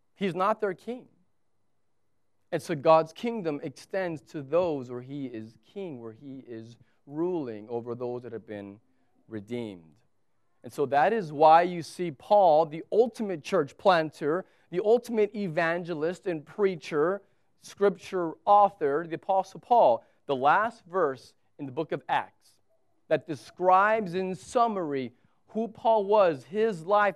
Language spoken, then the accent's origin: English; United States; now in Abu Dhabi, United Arab Emirates; I'm an American